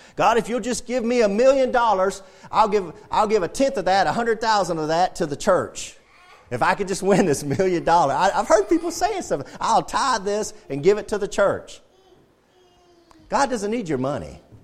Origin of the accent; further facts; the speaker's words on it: United States; We're Americans